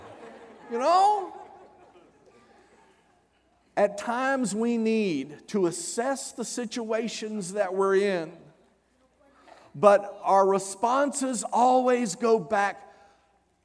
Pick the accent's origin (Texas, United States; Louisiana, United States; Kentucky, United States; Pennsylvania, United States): Louisiana, United States; South; I'm from South Louisiana. born south of Interstate 10.